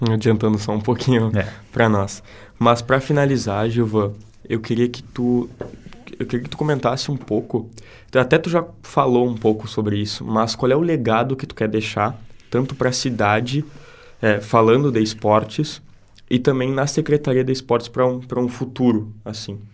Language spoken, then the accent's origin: Portuguese; Santana do Livramento, Rio Grande do Sul, Brazil; now in Santa Maria, Brazil; eu sou de Santana do Livramento e eu não vejo lá na minha cidade o que é feito aqui